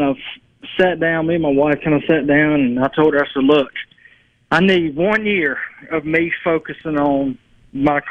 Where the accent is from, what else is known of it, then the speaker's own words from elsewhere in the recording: Marks, Mississippi, United States; now in Cleveland, United States; I was born actually in Marks, Mississippi, the very small town of Marks, Mississippi. And I moved here in 2010 when my mom married my stepfather.